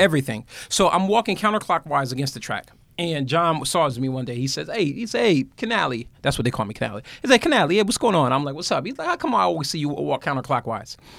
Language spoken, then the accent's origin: English; Bridgeport, Connecticut, United States; I'm from Bridgeport, Connecticut